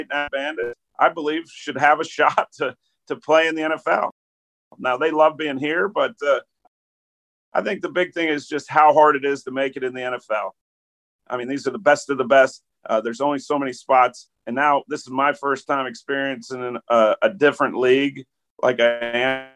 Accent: Pittsburgh, Pennsylvania, United States; moved away as an adult; growing up in Pittsburgh

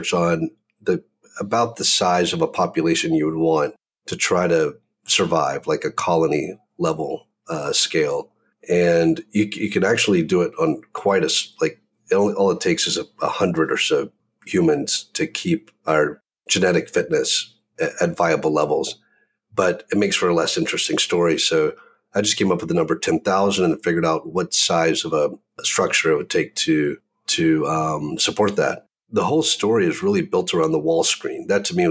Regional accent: the South, United States; growing up in the South

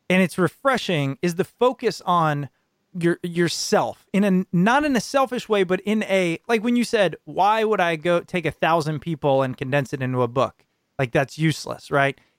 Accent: New Jersey, United States; I'm from Jersey. Everybody's in a rush.

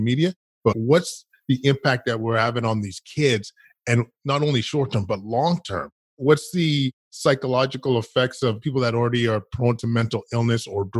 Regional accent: Edmonton, Alberta, Canada; I grew up in Edmonton, Alberta, Canada

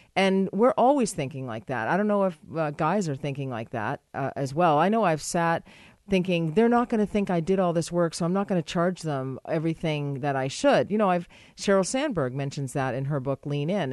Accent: United States; I'm an American

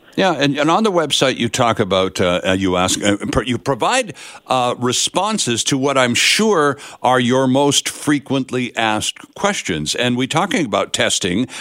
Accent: Canada; us being Canadian

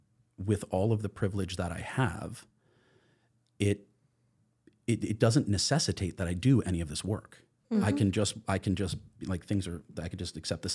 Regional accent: New York, United States; I have the advantage of having been born in New York. Mm-hmm. I grew up just outside of New York City, and I am from a liberal family.

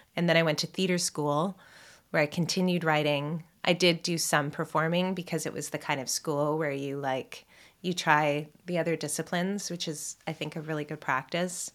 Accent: Toronto, Ontario, Canada; I was raised here in Toronto by my mom mostly

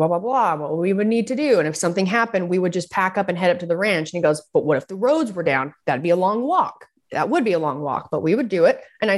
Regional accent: Utah, United States; growing up in Utah

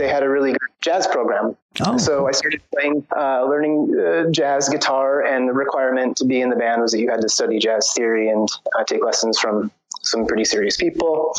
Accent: San Diego, California, United States; moved away as an adult; also born or lived in Portland, Oregon; now in Serbia; I was born and raised in San Diego, and I moved to Portland, Oregon, when I was like around thirty or so

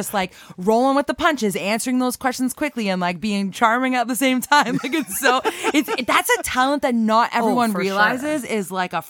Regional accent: Canada; like everything else in Canada. Yes, the shows here always, like, we copy the United States

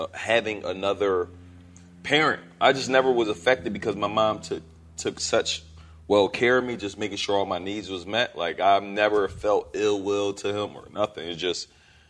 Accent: Philadelphia, Pennsylvania, United States; I'm from Philly

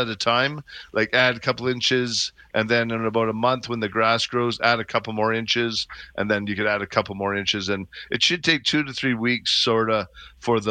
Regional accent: Calgary, Alberta, Canada; I grew up in Bowness. I know it well

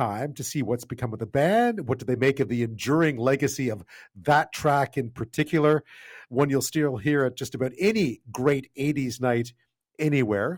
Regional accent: Montreal, Quebec, Canada; I was from Montreal.

